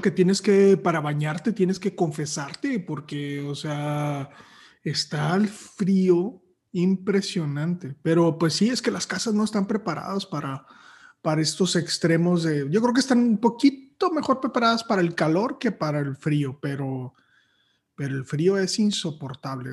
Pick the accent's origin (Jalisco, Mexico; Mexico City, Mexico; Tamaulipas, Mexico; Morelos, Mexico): Tamaulipas, Mexico; Matamoros; moved away as an adult; also born or lived in Torreón, Coahuila; now in Monterrey, Mexico; luego ya me fui a vivir a Matamoros y llegué aquí a los 18 años y, aquí he estado desde los 18.